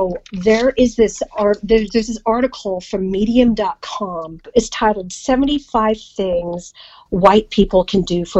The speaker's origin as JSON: {"language": "English", "country": "Philippines", "said": "I mean, you both know I'm Filipino"}